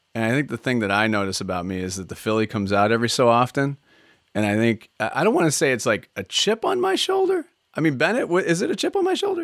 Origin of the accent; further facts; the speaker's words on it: Scotland, United Kingdom; We're Scottish